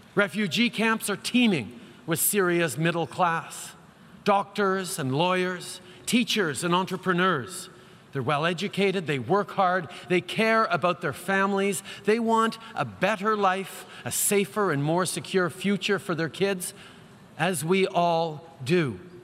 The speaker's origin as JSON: {"language": "English", "country": "Canada", "said": "we're Canadian"}